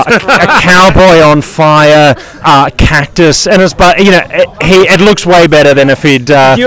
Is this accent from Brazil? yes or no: no; New Zealand; moved away; I grew up in New Zealand